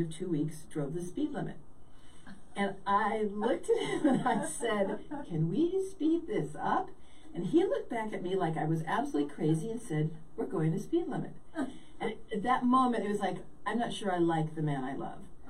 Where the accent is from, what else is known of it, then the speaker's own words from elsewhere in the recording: California, United States; moved away as an adult; also born or lived in Chicago / Midwest; I grew up in California. I'm basically a California girl